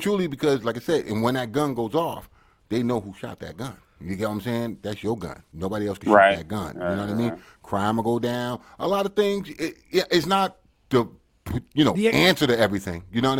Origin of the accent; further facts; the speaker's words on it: United States; I'm originally from the States